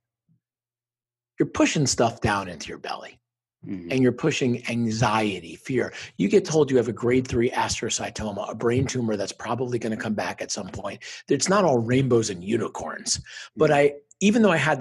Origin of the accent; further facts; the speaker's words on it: Parsippany, New Jersey, United States; moved away; where I grew up in Northern New Jersey, probably about 20 miles outside New York City in Parsippany